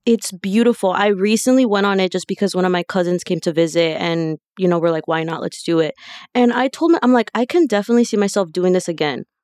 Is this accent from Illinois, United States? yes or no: yes; Chicago, Illinois, United States; I'm born and raised in Chicago, Southwest side